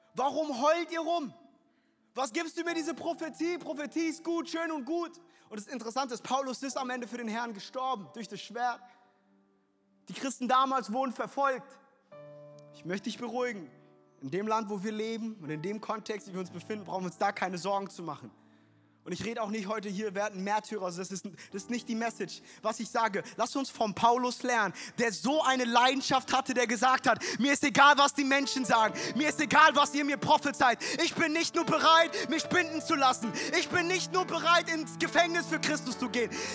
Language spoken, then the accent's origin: German; Frankfurt, Hesse, Germany; ich bin in Frankfurt groß geworden